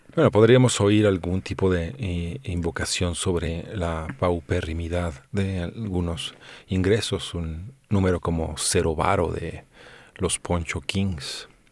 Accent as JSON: {"language": "Spanish", "country": "Mexico"}